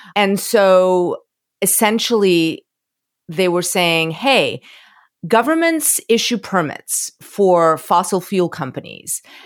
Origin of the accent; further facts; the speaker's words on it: Florida, United States; moved away; I'm from Florida